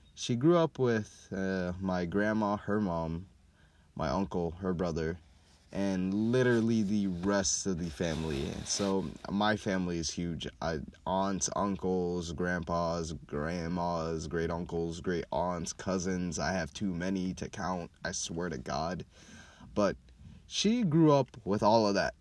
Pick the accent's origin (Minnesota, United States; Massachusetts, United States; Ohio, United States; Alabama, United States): Minnesota, United States; Minneapolis; also born or lived in Kenya / Atlanta, Georgia; South Side, Minneapolis, Minnesota, is where I'm from. I lived in a lot of neighborhood, but growing up, I mostly lived in uh, Riverside and Franklin Avenue